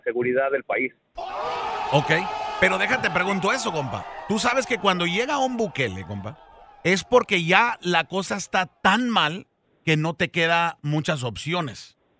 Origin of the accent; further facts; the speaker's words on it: San Luis Potosí, Mexico; now in Dallas, United States; De San Luis Potosí